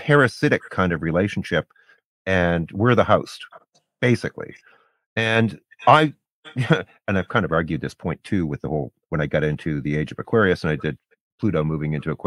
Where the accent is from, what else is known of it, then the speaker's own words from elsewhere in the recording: Canada; I'm not an American, I'm Canadian